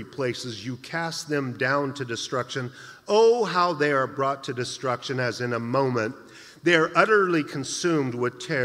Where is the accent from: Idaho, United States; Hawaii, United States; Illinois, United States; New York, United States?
Idaho, United States; now in San Jose, United States; I'm from Idaho